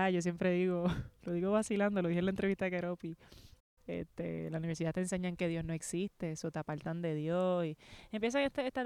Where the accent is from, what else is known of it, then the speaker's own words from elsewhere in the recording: Guayama, Puerto Rico; also born or lived in Ponce / San Juan / Carolina; donde, me crié, yo diría la mayor parte de mi infancia fue en Guayama.